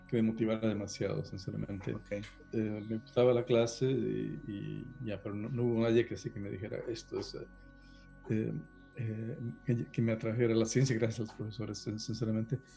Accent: Guatemala; also born or lived in Costa Rica / Honduras; yo soy guatemalteco, pero nací en Costa Rica. Este, mi primaria la pasé en Honduras y después me fui a Guatemala, o sea que tengo experiencia

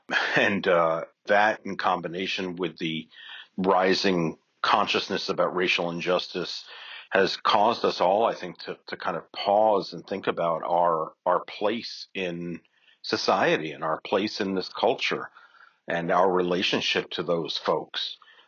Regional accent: New York City, New York, United States; I'm a New Yorker, a native New Yorker, and so I work quickly and I walk fast.

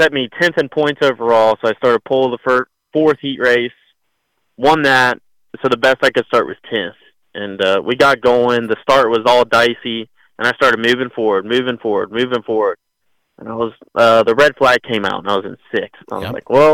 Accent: Florida, United States; I'm from Florida

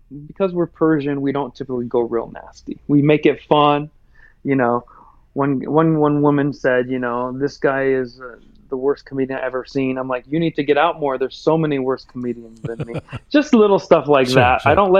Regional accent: United States; Well, because I'm American, I typically take the Trump path

